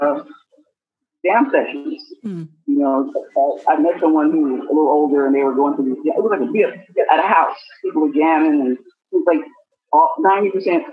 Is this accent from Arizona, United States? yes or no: no; Detroit, Michigan, United States; Born and raised in Detroit, Michigan